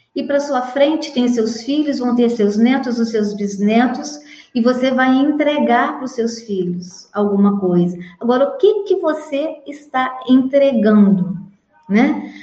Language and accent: Portuguese; interior of Minas Gerais, Brazil; now in Petrópolis, Brazil; eu venho de uma família grande, tá? lá do interior de Minas, apesar de eu morar aqui em Petrópolis, no Rio, mas eu sou mineira também